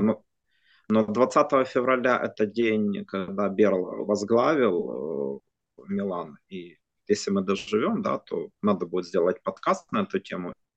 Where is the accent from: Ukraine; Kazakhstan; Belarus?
Ukraine; как украинец